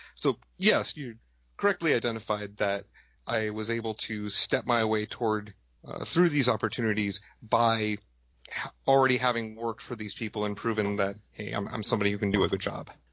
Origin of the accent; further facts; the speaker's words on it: Madison, Wisconsin, United States; I'm from Madison, Wisconsin